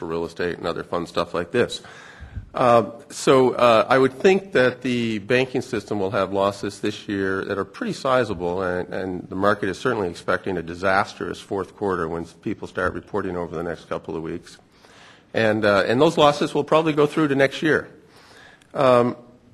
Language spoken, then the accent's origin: English; Canada; moved away; also born or lived in United States / United Kingdom; as a Canadian